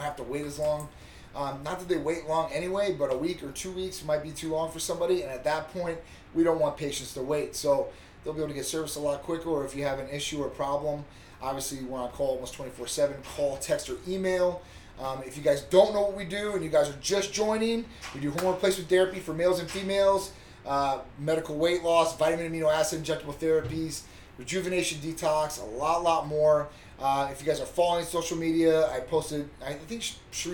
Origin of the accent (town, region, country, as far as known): Midwest, United States; moved away as an adult; now in Florida, United States